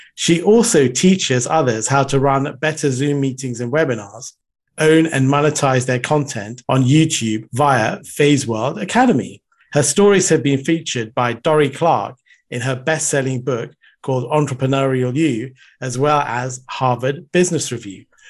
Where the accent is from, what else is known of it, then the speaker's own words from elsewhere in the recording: United Kingdom; also born or lived in Sri Lanka; moved to the U K, um, when I was very young.